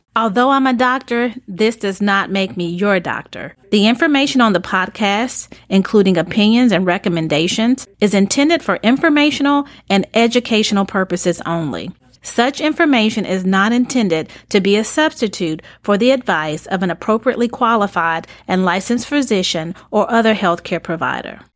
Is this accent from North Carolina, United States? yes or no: yes; High Point, North Carolina, United States; I'm also from North Carolina. I'm from High Point as well.